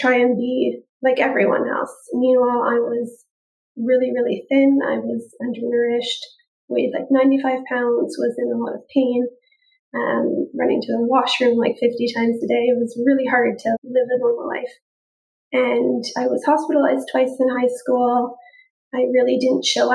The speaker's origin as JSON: {"language": "English", "town": "Toronto", "region": "Ontario", "country": "Canada", "said": "I'm from Toronto, Canada."}